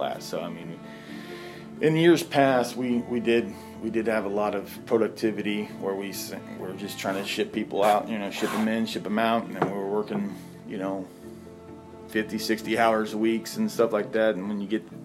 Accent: Moran, Kansas, United States; also born or lived in Elsmore; I grew up in Moran. That's where we went to school. Our home was in Ellsmore

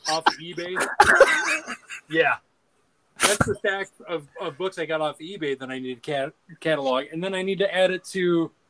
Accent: Northern Ireland, United Kingdom; I mean, so admittedly, like I, am all for high X to deal with a moose, but I'm also Northern Irish, so I mean that, that that's what we do.

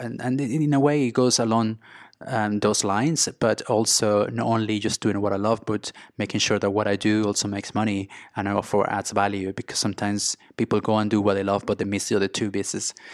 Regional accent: Venezuela; English is a second language; moved away as an adult; also born or lived in Mexico / Spain / London; I grew up in Venezuela, in South America

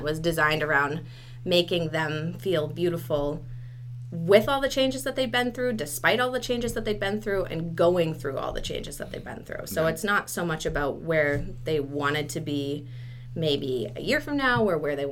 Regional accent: New Hampshire, United States; I live in Dover. I'm actually originally from New Hampshire, and I love the area, so I decided to stay here

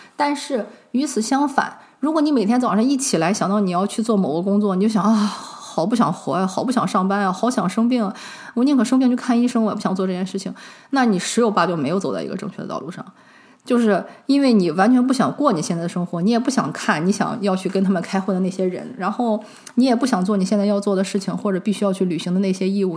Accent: China; 我们中国人

